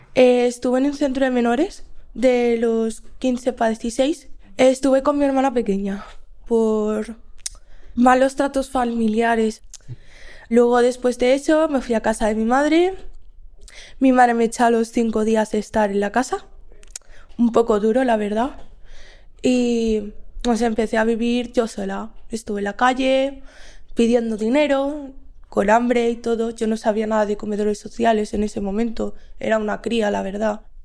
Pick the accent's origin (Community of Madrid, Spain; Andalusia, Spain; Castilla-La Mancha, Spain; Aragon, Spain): Community of Madrid, Spain; Madrid; soy de Madrid